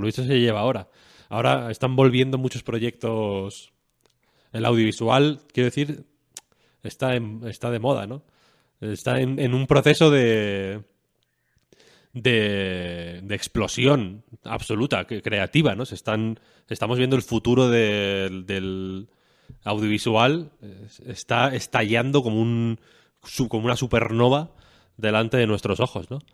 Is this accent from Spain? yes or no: yes; León, Castile and León, Spain; moved away; yo soy de León Capital, yo no tengo pueblo